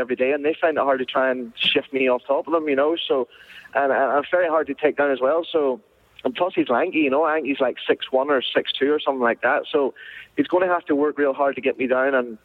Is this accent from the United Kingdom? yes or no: yes; Bushmills, Northern Ireland, United Kingdom; moved away as an adult; now in California, United States; I found this judo club that was in my hometown where I'm from, Bush Mills